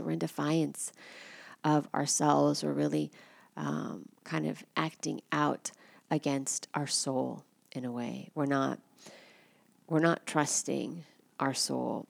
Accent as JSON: {"language": "English", "country": "United States", "said": "I'm American"}